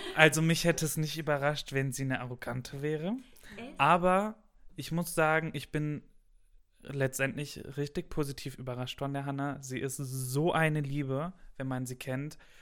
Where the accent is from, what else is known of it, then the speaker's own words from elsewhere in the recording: Gelsenkirchen, North Rhine-Westphalia, Germany; moved away; ich komme aus dem Westen, mitten aus dem Ruhrpott aus Gelsenkirchen